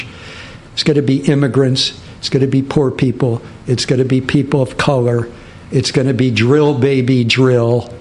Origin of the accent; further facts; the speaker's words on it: Michigan, United States; now in New York, United States; I grew up in Michigan with the big Arab American population.